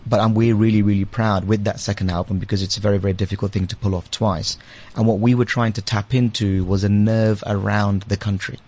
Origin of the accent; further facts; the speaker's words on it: London, United Kingdom; also born or lived in India / Liberia; now in South Africa; I was born in India, uh, and then I spent a couple of years uh, when I was very young in Liberia, and then back in India. And I went to the UK when I was about seven or eight. So I've been in the UK ever since, uh, and kind of grew up in London.